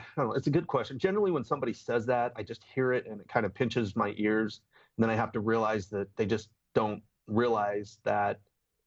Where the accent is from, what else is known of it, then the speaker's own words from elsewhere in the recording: Bountiful, Utah, United States; now in Gilbert, United States; I grew up in Bountiful, Utah